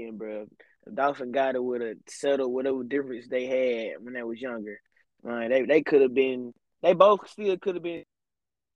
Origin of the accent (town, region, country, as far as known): Memphis, Tennessee, United States; accent: Memphis; moved away as an adult